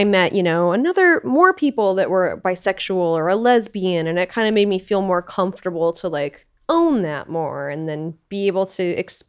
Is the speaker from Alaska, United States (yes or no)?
yes; Alaska, United States; moved away; also born or lived in Portland / Los Angeles; I grew up in Alaska in a really small town.